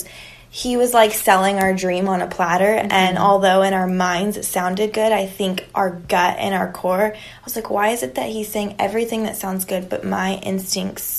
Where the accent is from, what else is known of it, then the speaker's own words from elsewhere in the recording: Palmdale, California, United States; also born or lived in Los Angeles; now in San Diego, United States; north of LA. So we grew up a lot being